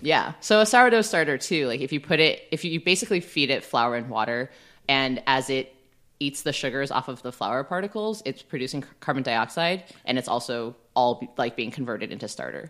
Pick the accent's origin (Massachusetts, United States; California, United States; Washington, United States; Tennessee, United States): California, United States; Bay Area; I grew up in the Bay Area, so, like, fifty percent of my high school was Asian